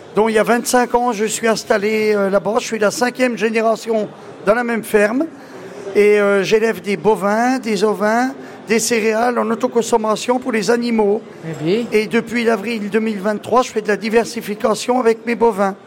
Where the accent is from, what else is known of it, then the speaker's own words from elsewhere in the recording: Château-Chinon, Bourgogne-Franche-Comté, France; Alors je viens de la Nièvre, donc je suis agriculteur euh, là-bas à Château-Chignon, dans la Nièvre